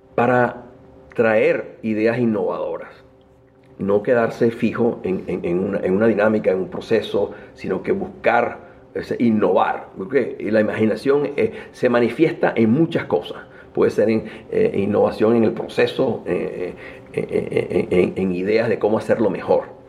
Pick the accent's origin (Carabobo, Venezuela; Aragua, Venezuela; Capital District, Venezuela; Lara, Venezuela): Capital District, Venezuela; Caracas; moved away as an adult; now in United States; nací en Venezuela, en Caracas. Ah, mm, me estudié en la Universidad Metropolitana